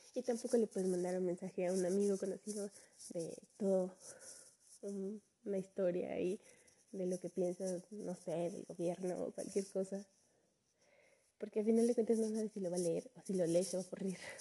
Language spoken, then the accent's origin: Spanish; Mexico; soy de México.